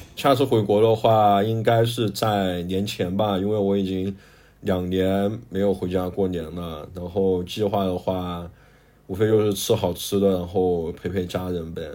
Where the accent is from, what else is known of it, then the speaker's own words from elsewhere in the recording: Guiyang, Guizhou, China; accent: Guiyang dialect; moved away as an adult; also born or lived in Guinea; now in Ghana; 我们贵阳话叫炸的洋芋